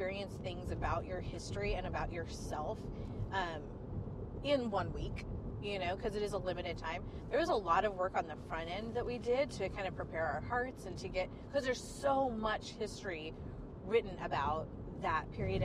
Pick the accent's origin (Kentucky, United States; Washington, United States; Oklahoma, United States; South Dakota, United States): Kentucky, United States; Cincinnati area, Northern; now in Fresno, United States; I grew up in Cincinnati area, Northern Kentucky